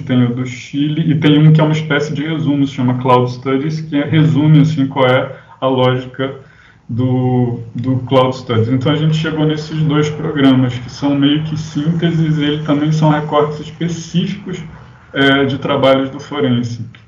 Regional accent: Rio de Janeiro, Brazil; Eu sou aqui do Rio

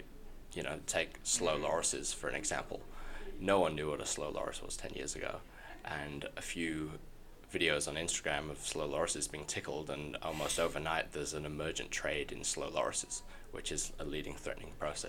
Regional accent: Yorkshire and the Humber, United Kingdom; now in Adelaide, Australia; So I moved to Adelaide from Yorkshire in the UK about 6 years ago.

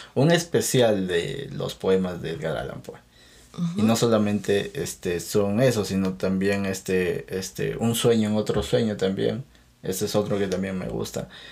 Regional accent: Peru; yo no soy mexicano, yo soy peruano

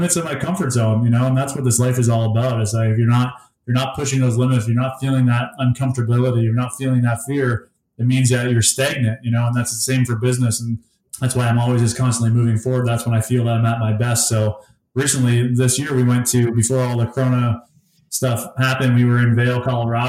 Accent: Essex, Ontario, Canada; now in Windsor, Canada; I grew up in Essex, Ontario, which is in Essex County.

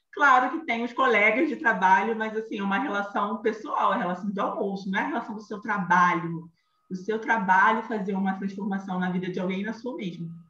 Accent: Rio de Janeiro, Brazil; accent: carioca; sou carioca, como o sotaque denuncia

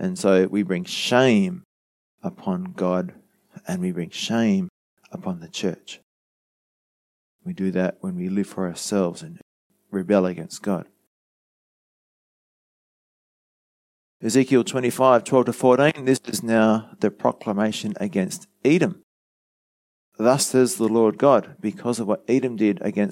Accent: Australia; us in Australia

